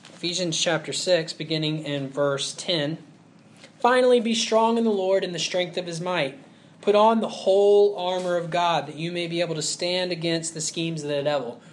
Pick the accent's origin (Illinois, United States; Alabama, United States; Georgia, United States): Alabama, United States; Huntsville; I grew up in Huntsville, Alabama, and there's a bunch of engineers there.